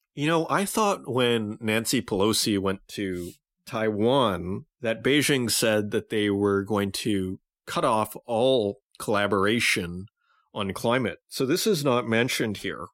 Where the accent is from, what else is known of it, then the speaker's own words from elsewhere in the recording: Saskatoon, Saskatchewan, Canada; moved away; Saskatoon, Saskatchewan, my hometown, in the room where I grew up